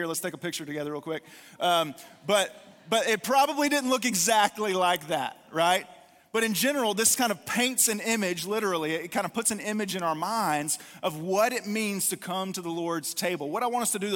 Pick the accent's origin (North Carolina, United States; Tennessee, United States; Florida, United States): North Carolina, United States; I'm from North Carolina